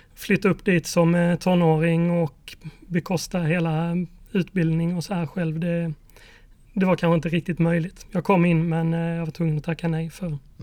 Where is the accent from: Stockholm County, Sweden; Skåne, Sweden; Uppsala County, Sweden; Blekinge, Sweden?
Blekinge, Sweden; Mörrum; Jag växte upp i Blekinge, i eh, en liten ort som heter Mörrum.